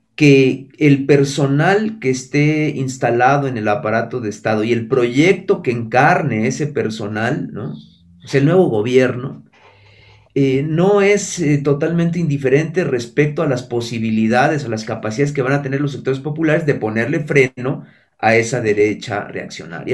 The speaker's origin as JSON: {"language": "Spanish", "country": "Mexico", "moved": "yes", "said": "yo que soy, mexicano y viví la mitad de mi vida allá"}